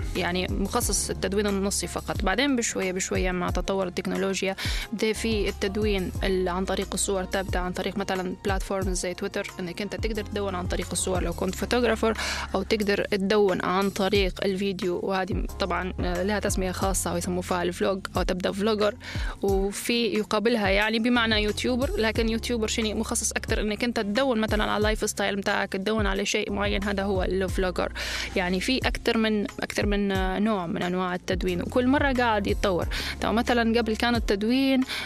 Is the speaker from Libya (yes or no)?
yes; Libya; accent: Libyan colloquial